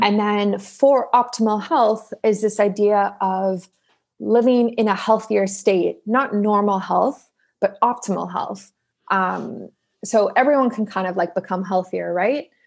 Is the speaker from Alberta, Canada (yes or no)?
no; Toronto, Ontario, Canada; moved away as an adult; also born or lived in South Africa; now in Vancouver, Canada; we immigrated to the east coast of Canada. So, well, like southeast, so Toronto